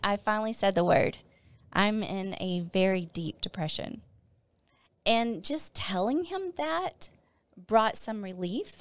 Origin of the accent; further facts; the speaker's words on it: Northeast Texas, United States; moved away as an adult; also born or lived in Arkansas; Northeast Texas again. This church was actually in my hometown.